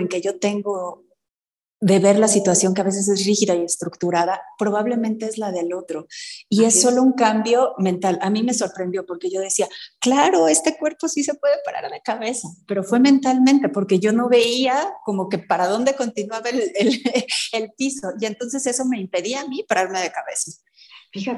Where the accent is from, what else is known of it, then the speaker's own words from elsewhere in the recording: Mexico; Como latinoamericana, como en México